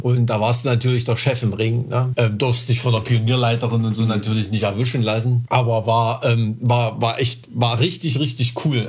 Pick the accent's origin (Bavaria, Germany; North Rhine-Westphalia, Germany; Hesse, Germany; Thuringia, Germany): Thuringia, Germany